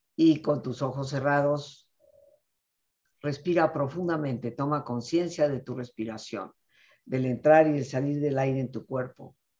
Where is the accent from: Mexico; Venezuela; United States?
Mexico; mi cultura mexicana